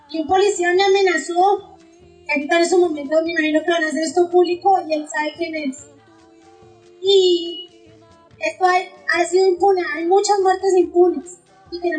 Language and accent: Spanish; Colombia; now in New Zealand; Nunca tuve la oportunidad de estudiar en mi país